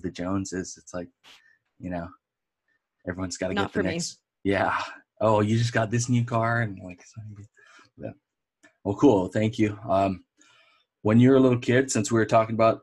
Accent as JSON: {"language": "English", "region": "Hawaii", "country": "United States", "also_born_or_lived": "California / Oregon", "moved": "yes", "said": "Being from Hawaii"}